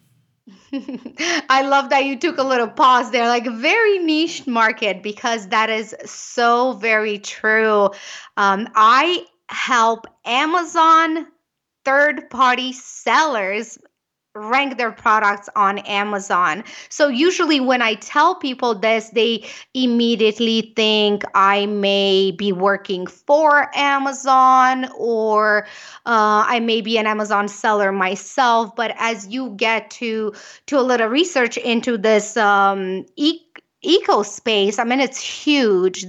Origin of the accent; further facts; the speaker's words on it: Romania; English is a second language; moved away as an adult; now in United States; I am from Romania. You can probably catch a little bit of the accent.